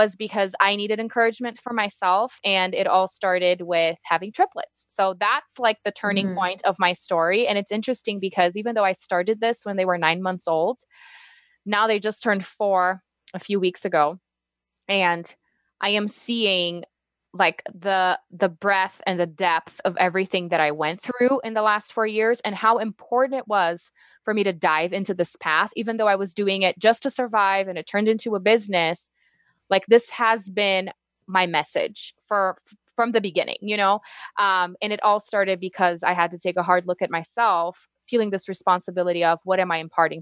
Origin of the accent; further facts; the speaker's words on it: Brazil; English is a second language; moved away; I'm originally from Brazil